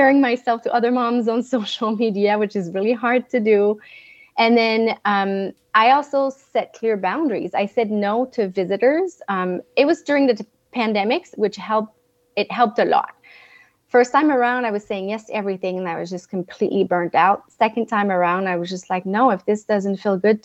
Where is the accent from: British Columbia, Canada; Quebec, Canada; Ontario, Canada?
Quebec, Canada; Montreal; first language French; English is a second language; now in Northern California, United States; I am from Montreal, Canada. So my accent, if you hear it, is my first language is French, but I now live in a beautiful mountain town in Northern California